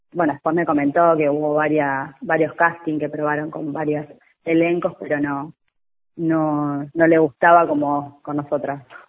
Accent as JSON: {"language": "Spanish", "town": "Benavídez", "region": "Buenos Aires Province", "country": "Argentina", "said": "somos de Benavides"}